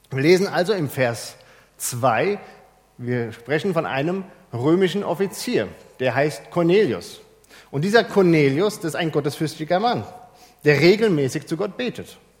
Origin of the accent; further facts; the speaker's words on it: Germany; bei uns in Deutschland